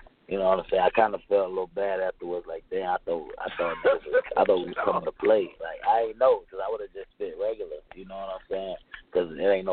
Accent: Fuquay-Varina, North Carolina, United States; I come from Fuquay's Arena, North Carolina. You know what I'm saying? Like, that's where I'm from. I'm from a small town

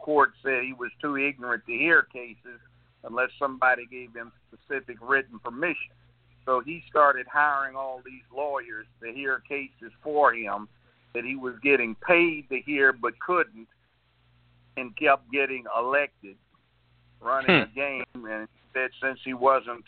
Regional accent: Los Angeles, California, United States; moved away as an adult; now in Tennessee, United States; I didn't grow up in the South. I grew up in Los Angeles, kindergarten all the way through law school

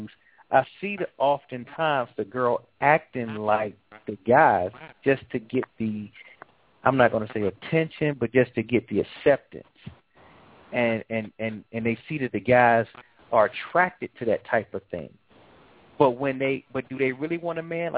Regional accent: Atlanta, Georgia, United States; I'm from Atlanta

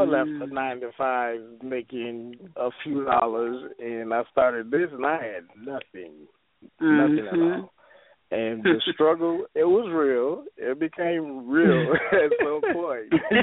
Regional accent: Detroit, Michigan, United States; moved away as an adult; now in Atlanta, United States; I'm from Detroit, Michigan.

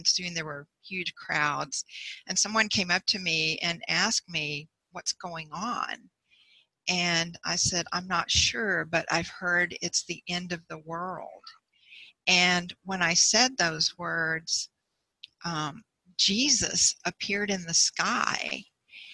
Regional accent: Bryan, Texas, United States; also born or lived in Houston; my hometown, Bryan. It's like an hour and a half north of Houston

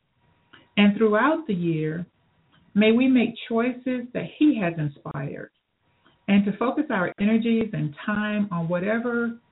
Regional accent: Phenix City, Alabama, United States; Phoenix City, Alabama, my hometown as well

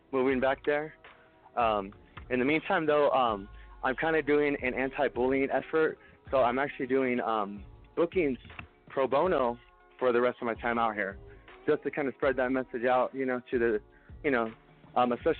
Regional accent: New Mexico, United States; We're from New Mexico.

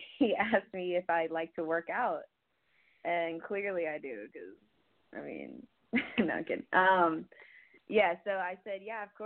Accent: Florida, United States; now in Cincinnati, United States; I am from Cincinnati. Technically, I moved here 15 years ago, but I'm actually from Florida

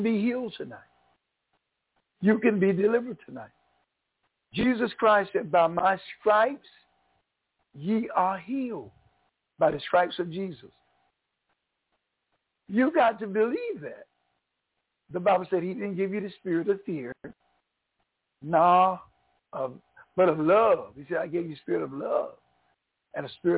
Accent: Craven County, North Carolina, United States; moved away as an adult; also born or lived in New York; now in North Carolina, United States; I was born in North Carolina. I'm a Tar Heel. I was born in 1944 in Craven County. I went to New York in 1974

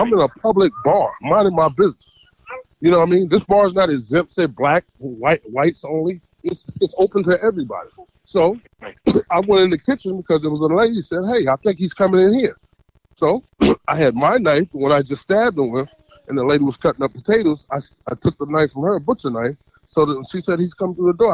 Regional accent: North Carolina, United States; I'm from North Carolina

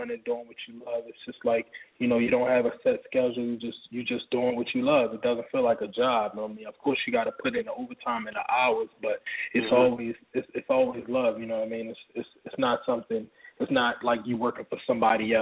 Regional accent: Baltimore, Maryland, United States; now in Atlanta, United States; I'm from Baltimore originally

